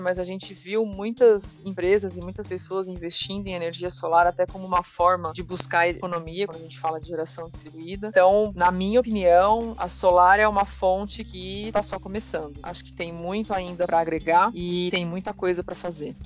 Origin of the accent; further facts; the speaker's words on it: Taquaritinga, São Paulo, Brazil; also born or lived in Ribeirão Preto, São Paulo; sou de Taquaritinga. É uma cidade menor, assim. Eu estudei lá né, minha vida toda, durante o colégio, fiz toda a minha formação lá.